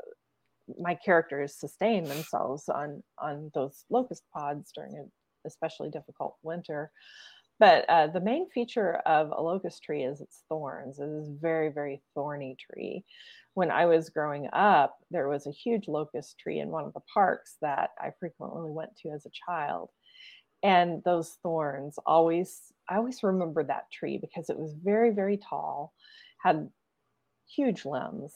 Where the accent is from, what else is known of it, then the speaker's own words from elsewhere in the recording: the Ozarks, Northwest Arkansas, United States; moved away; it's in what we would call the Ozark Mountain area. And so it's a very lush, gorgeous part of the country, part of the world. And there are lots of rivers, there are lots of caves, beautiful forests, bluffs, mountains, gorgeous scenery, especially in the fall. Such a beautiful place. It's where I'm from originally